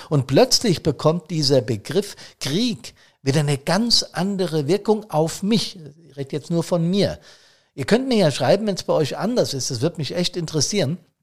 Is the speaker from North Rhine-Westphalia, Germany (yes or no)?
no; Hesse, Germany; das ist in Hessen, das ich jetzt beispielhaft als mein Heimatbundesland genommen habe